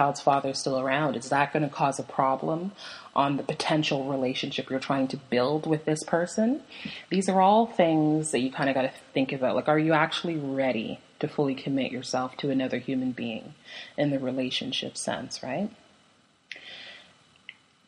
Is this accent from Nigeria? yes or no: no; Canada; I'm Canadian, so I loved CBC Radio